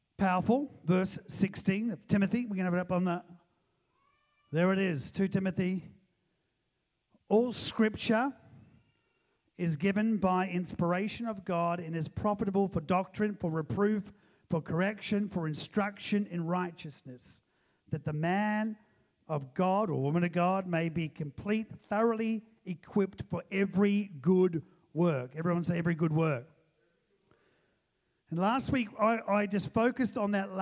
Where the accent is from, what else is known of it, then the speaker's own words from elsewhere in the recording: New Zealand; moved away; I'm a New Zealander